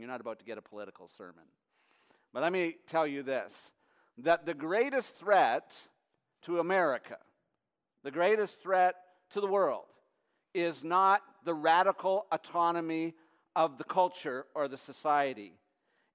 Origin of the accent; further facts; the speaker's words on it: near Detroit, on the Canadian side, Ontario, Canada; now in United States; when I was a kid growing up, I lived near Detroit, Michigan, on the Canadian side.